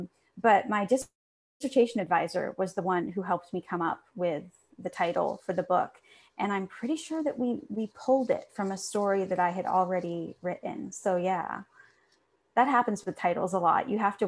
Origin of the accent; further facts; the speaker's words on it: Maine, United States; also born or lived in New York; now in Los Angeles, United States; No, I'm from Maine.